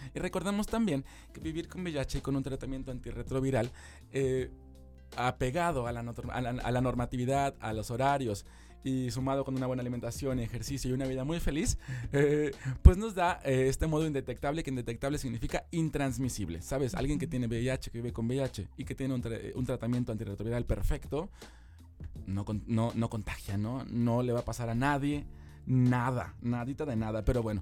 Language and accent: Spanish; Mexico; como mexicanos